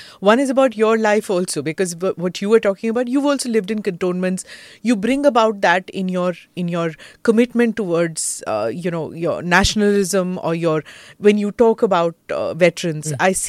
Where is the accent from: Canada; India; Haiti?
India; Karnataka; Karnataka, my home state